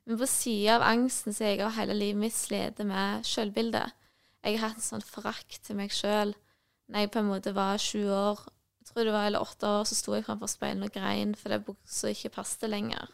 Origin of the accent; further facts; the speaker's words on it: Nærbø, Rogaland, Norway; jeg kommer fra Nærbø, Jæren